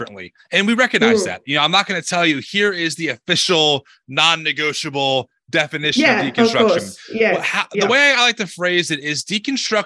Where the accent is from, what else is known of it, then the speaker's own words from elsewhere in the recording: New Jersey, United States; I'm from America, not Australia. I was born and raised in New Jersey